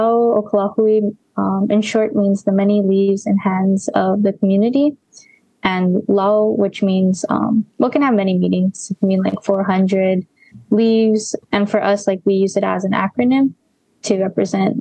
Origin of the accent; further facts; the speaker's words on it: Mililani, Hawaii, United States; also born or lived in Kapahulu; I grew up in Mililani, Oahu.